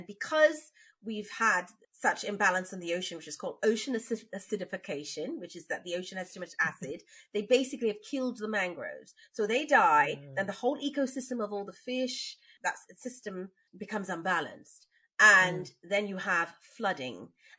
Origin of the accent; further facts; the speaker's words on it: Bagotville, Essequibo Islands-West Demerara, Guyana; So I lived in Bagotville. We're from the West Bank, Demerara, where the sugar comes from.